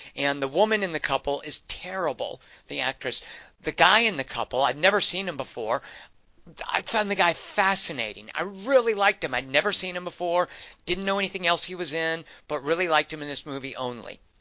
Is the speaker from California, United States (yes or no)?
no; Arkansas, United States; I grew up in Arkansas as a white guy